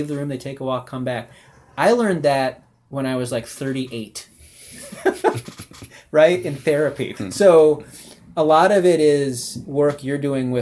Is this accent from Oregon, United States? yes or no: no; Evanston, Illinois, United States; now in San Francisco, United States; growing up in Evanston